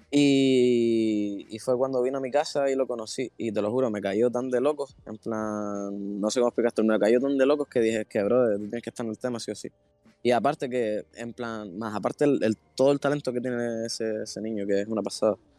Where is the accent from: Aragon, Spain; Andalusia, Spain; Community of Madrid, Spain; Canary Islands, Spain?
Canary Islands, Spain; siendo de Canarias